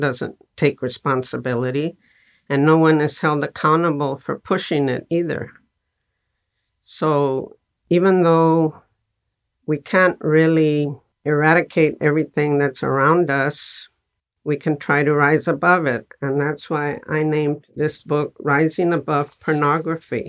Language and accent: English; Texas, United States; I was born in Texas, and I grew up in a family in a barrio